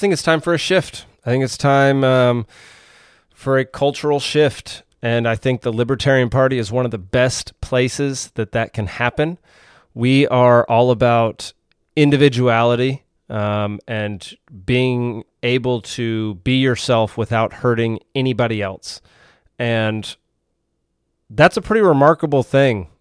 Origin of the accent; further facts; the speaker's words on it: Texas, United States; now in Georgia, United States; I'm originally from Texas